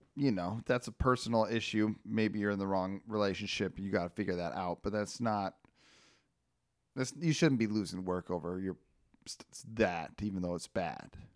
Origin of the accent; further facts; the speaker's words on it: Northern California, United States; now in Los Angeles, United States; in my hometown now